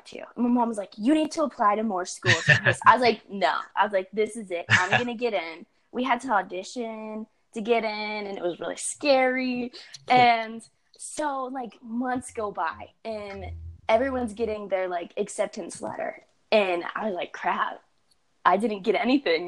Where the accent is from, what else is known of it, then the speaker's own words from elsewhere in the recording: Pittsburgh, Pennsylvania, United States; I grew up in Pennsylvania.